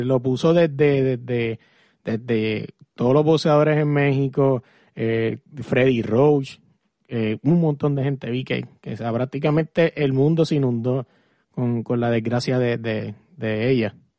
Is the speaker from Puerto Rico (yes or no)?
yes; Puerto Rico; yo soy puertorriqueño